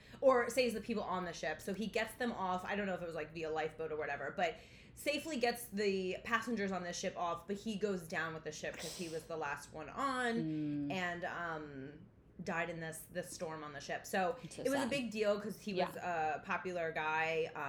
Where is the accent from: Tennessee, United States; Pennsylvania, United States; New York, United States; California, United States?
New York, United States; New York City; We are from New York City